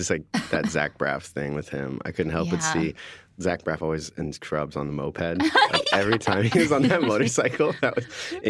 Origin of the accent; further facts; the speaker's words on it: Midwest, United States; as we would say in the Midwest.